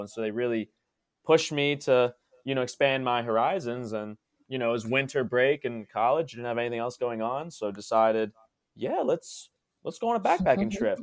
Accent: Maryland, United States; moved away as an adult; also born or lived in Spain; now in South Korea

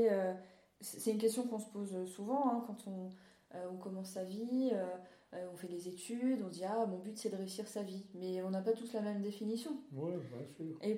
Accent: Alsace, Grand Est, France; j'ai grandi en Alsace

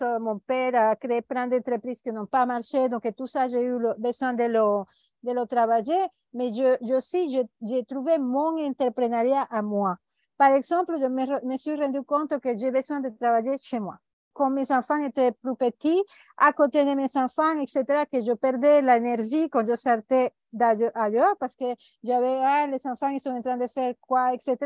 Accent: Venezuela; now in Costa Rica; Je suis née au Venezuela

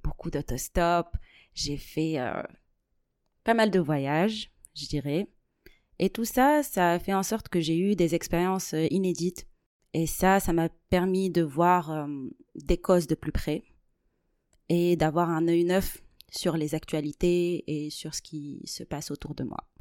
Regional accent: Tunisia; moved away as an adult; now in Toulouse, France; je suis née et j'ai grandi en Tunisie. Aujourd'hui, je suis toulousaine euh, par adoption.

